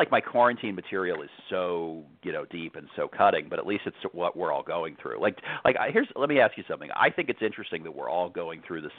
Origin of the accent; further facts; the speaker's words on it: New York, United States; I grew up in New York